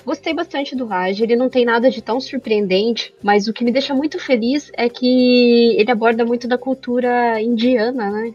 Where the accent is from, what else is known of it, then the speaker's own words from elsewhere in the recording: Brazil; Porque a gente é brasileiro